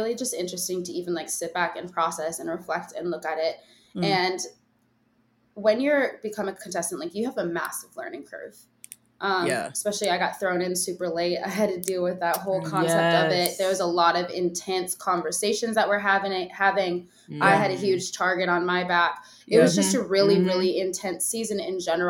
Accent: Minnesota, United States; I'm from Minnesota

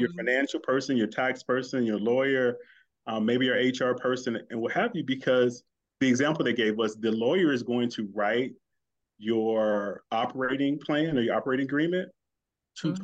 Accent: St. Louis, Missouri, United States; St. Louis, my hometown

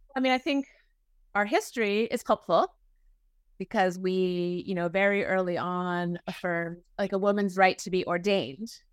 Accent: New England, United States; moved away as an adult; now in Oklahoma, United States; I'm from New England, um, and raised in a, a family that attended a Unitarian Universalist Church, the Arlington Street Church in Boston

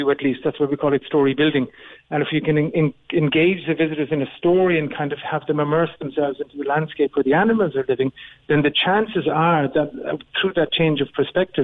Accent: Cobh, Munster, Ireland; now in Berlin, Germany; we just bought a house in Cove. So we just renovated it, and I do get back more often now

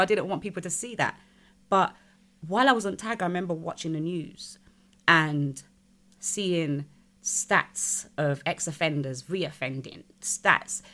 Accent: United Kingdom; I'm British

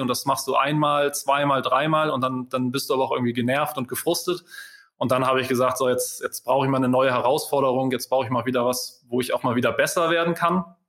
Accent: Hamburg, Germany; Als Hamburger

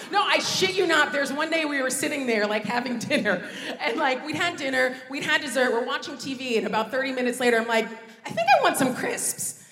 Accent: United States; moved away as an adult; now in United Kingdom; growing up in America

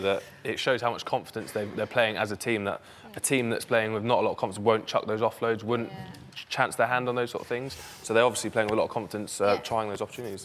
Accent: Jersey; moved away; I grew up in Jersey. I'm proud Jerseyman as well as obviously playing for Bath, but um, that's where I'm born

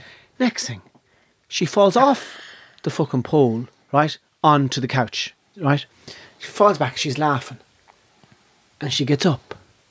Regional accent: Ireland; And being Irish... That part of your brain never closes over.

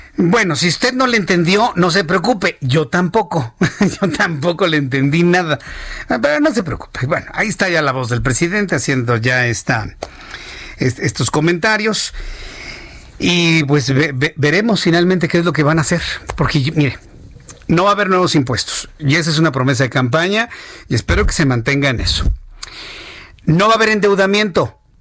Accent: Mexico; como mexicanos

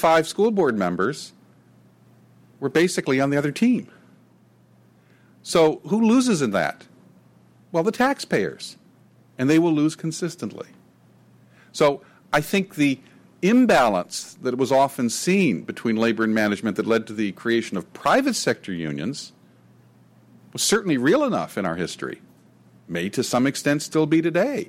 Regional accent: near the Sacramento Delta, California, United States; In the Sacramento Delta, near where I grew up

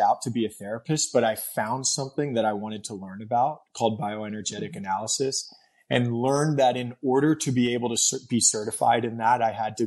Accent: New York City, New York, United States; moved away; I grew up in Brooklyn. So I was born and raised in Fort Greene, Brooklyn

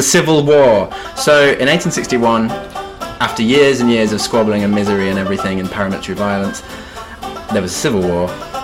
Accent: West Midlands, United Kingdom; I'm from the West Mid

